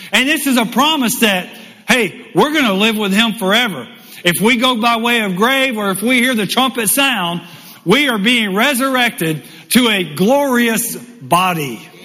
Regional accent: United States; also born or lived in Michigan; me coming as an American

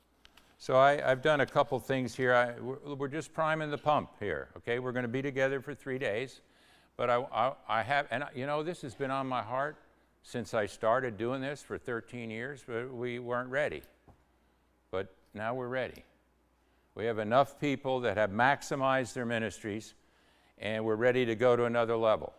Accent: New York, United States; also born or lived in Connecticut; I was born in New York, which isn't really Yankee land

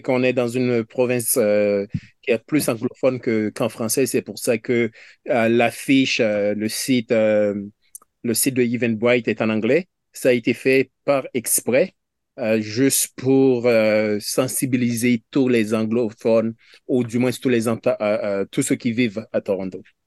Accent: Haiti; now in Canada; je suis haïtien

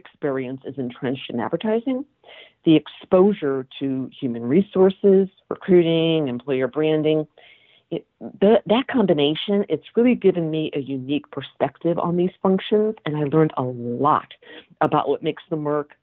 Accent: Connecticut, United States; also born or lived in Massachusetts; I grew up in Connecticut

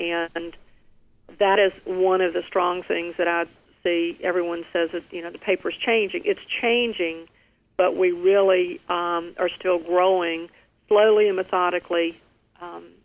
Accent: Rocky Mount, North Carolina, United States; now in New Bern, United States; Rocky Mount, North Carolina, which is my hometown

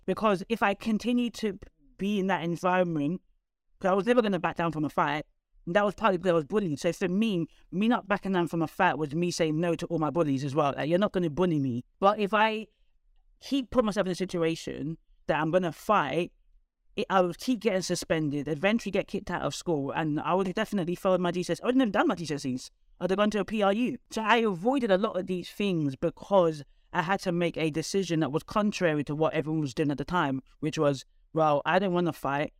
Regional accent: London, United Kingdom; I was one of the only few people from North London

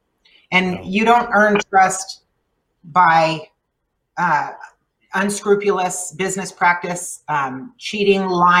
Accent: El Paso, Texas, United States; first language Spanish; English is a second language; I grew up here. I was born and raised here.

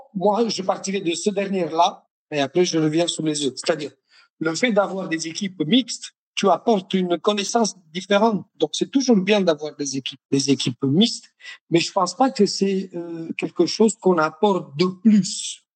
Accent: Naples, Campania, Italy; French is a second language; moved away as an adult; je suis de Naples

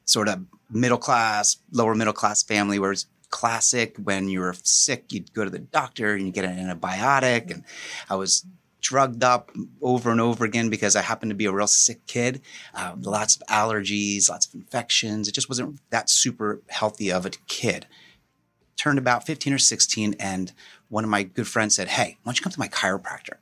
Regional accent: Morris County, New Jersey, United States; I grew up in Morris County

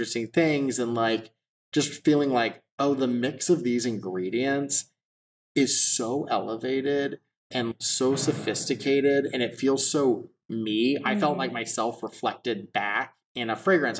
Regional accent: Texas, United States; growing up in Texas

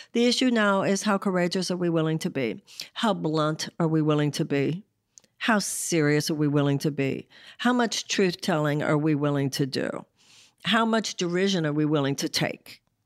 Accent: United States

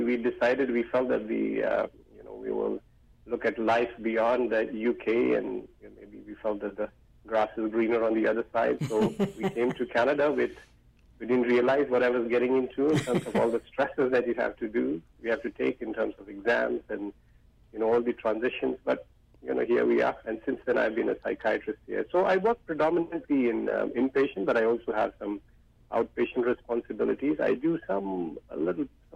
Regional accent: India; moved away as an adult; also born or lived in Gwalior, India / United Kingdom; as you can probably make out from my accent, I was born in India.

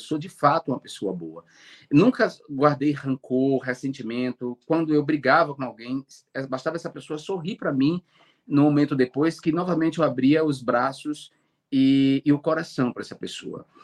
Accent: Alagoinhas, Bahia, Brazil; moved away; eu nasci em Alagoinhas, né, na Bahia

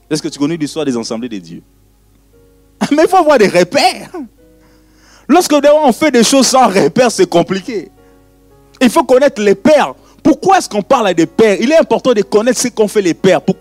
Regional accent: Brussels, Brussels-Capital Region, Belgium; born there; je suis né à Bruxelles, tu es né à Eterbeck, point barre. Mais bon, parlons de la Belgique.

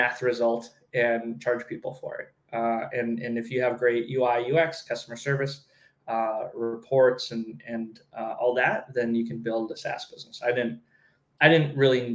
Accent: Southern California, United States; moved away as an adult; I grew up in Southern California

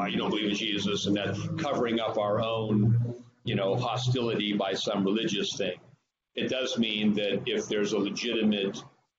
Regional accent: Northern California, United States; moved away; I'm from Northern California originally

